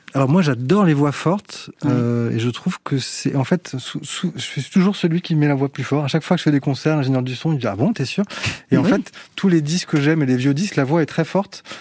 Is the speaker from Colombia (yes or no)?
no; France; intimement, je suis français